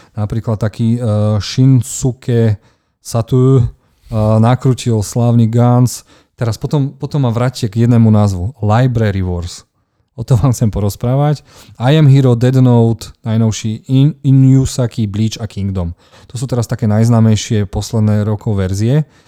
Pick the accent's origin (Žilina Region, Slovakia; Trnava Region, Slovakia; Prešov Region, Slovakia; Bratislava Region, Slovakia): Žilina Region, Slovakia; Martin; u nás v Martine